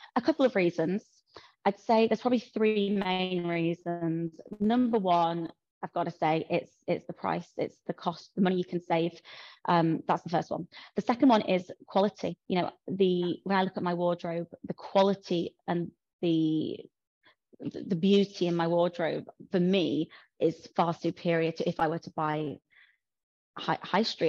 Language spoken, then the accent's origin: English; Yorkshire and the Humber, United Kingdom; I'm from New Yorkshire, as you can probably tell.